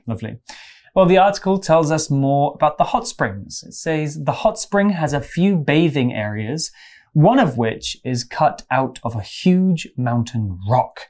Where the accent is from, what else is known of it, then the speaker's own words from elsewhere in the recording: English countryside, England, United Kingdom; I grew up in the English countryside.